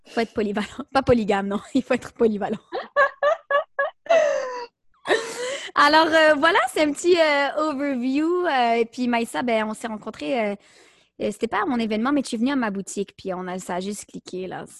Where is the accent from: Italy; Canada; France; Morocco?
Canada; Montreal, Quebec; je suis née à Montréal de deux parents d'origine marocaine